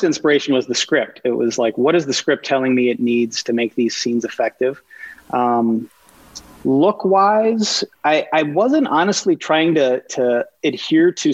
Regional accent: Minnesota, United States; being a Minnesotan, which has almost no film or TV industry

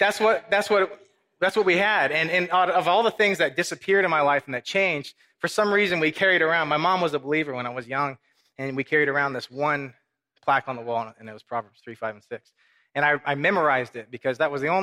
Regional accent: Corpus Christi, Texas, United States; also born or lived in Minnesota / Mexico; I was raised in Corpus Christi.

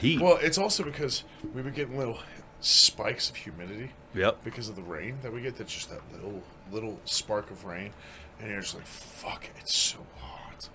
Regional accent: Greenwood Village, Colorado, United States; born and raised in Colorado.

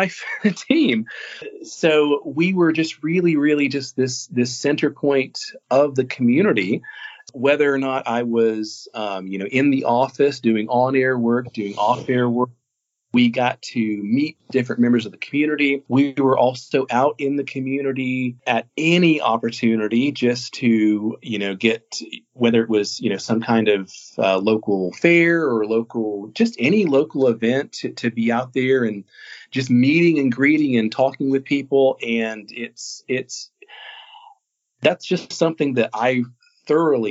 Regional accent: Florida, United States; moved away as an adult; also born or lived in Kansas City area; now in Northeast Tennessee, United States; I spent 13 years in small market radio in my hometown down in Florida

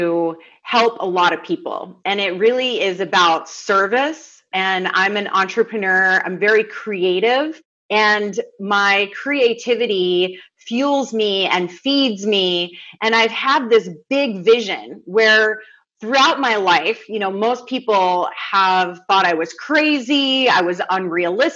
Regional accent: the South, United States; I grew up in the South where hospitality and kindness is an art form.

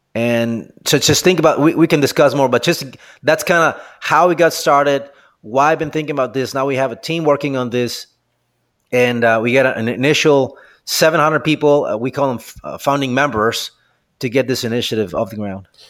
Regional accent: Mexico; moved away as an adult; now in United States; I'm originally from Mexico, and I ended up here in, in the U S

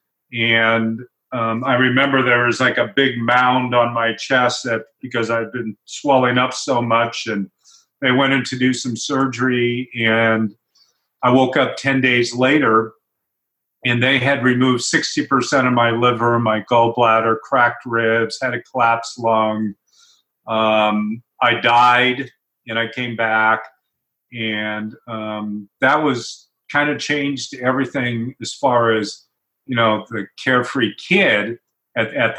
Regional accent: Portland, Oregon, United States; I grew up in Portland, Oregon, a pretty typical kid

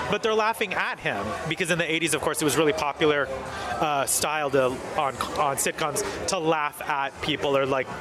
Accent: Southern California, United States; also born or lived in Colorado; I grew up in Southern California

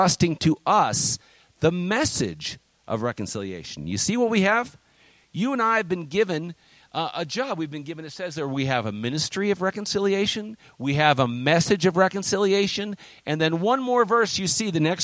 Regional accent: United States; also born or lived in China; we're American citizens, and I'm proud of being American

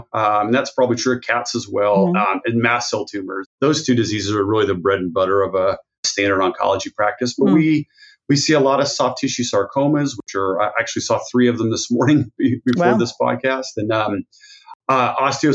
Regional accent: Texas, United States; also born or lived in Albuquerque, New Mexico / Dallas, Texas; I'm from Texas.

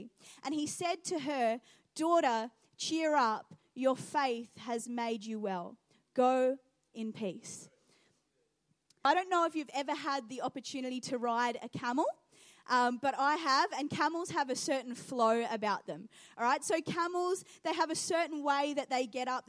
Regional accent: Geelong, Victoria, Australia; also born or lived in New Zealand / Iran (ancestry); now in Adelaide, Australia; I grew up in Geelong, and so we'd go to the Melbourne show quite regularly

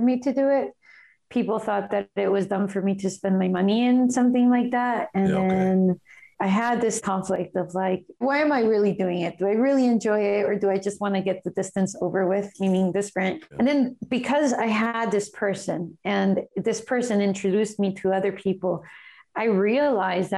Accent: Guatemala; moved away; my home country, which is Guatemala

